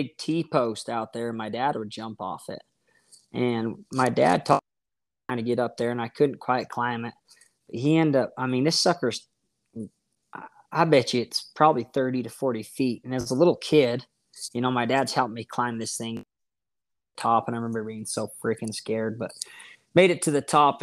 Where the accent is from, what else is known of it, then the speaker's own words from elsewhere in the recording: Roosevelt, Utah, United States; now in Spring City, United States; I am from Roosevelt, Utah, born and raised